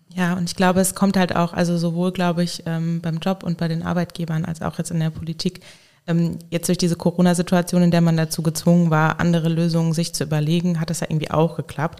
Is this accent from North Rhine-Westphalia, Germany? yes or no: no; Hesse, Germany; moved away as an adult; now in Koblenz, Germany; Ich komme äh, ursprünglich aus Hessen